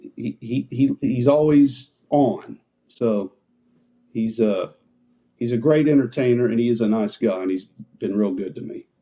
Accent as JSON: {"language": "English", "town": "Dallas", "region": "Texas", "country": "United States", "tie": "born or raised there", "said": "I grew up in Dallas in the '60s. We had a really good station here called KLIF"}